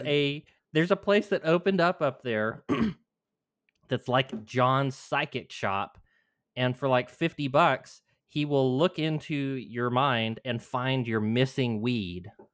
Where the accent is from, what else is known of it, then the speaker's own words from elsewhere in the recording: New Mexico, United States; moved away; my home state